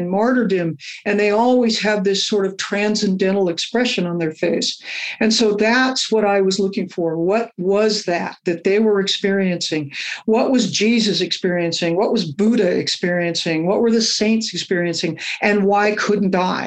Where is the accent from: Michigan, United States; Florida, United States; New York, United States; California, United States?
California, United States; Los Angeles; moved away as an adult; also born or lived in Austin, Texas; my life growing up in Los Angeles at that time